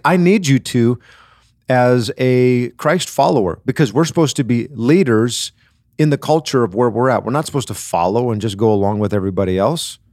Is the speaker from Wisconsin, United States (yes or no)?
yes; Wisconsin, United States; I grew up in Wisconsin